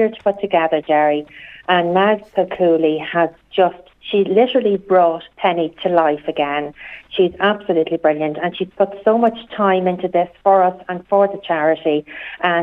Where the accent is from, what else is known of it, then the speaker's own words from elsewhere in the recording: Trim, County Meath, Ireland; my childhood growing up in Trim in County Meath.